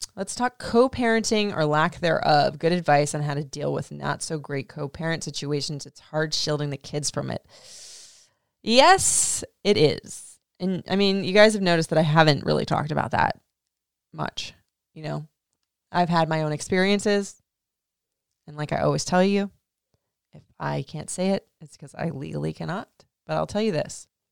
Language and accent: English; Florida, United States; I grew up in Florida